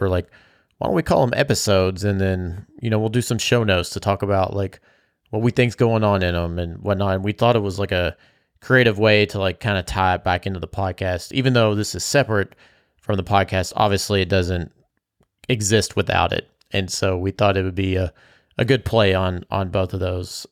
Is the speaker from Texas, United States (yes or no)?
no; Bardstown, Kentucky, United States; I grew up in Bardstown.